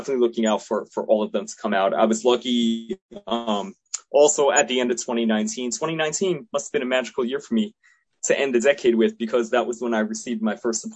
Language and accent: English; New York City, New York, United States; moved away as an adult; now in New Jersey, United States; I'm third generation American. And I was born in Queens